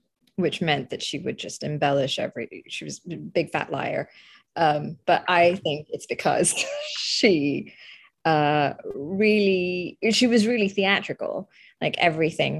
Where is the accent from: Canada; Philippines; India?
India; moved away; also born or lived in Calcutta, India / Croydon, United Kingdom; I grew up in a secular country, and it was a proudly secular country